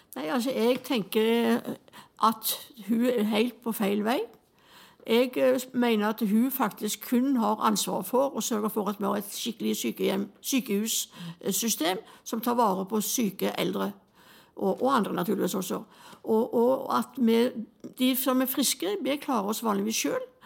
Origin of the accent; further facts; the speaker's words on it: Utsira, Rogaland, Norway; also born or lived in Stavanger; vi kommer fra Utsira